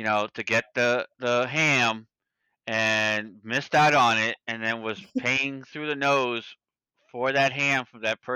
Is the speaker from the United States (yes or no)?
yes; New York, United States; also born or lived in Saint Martin; I'm from New York.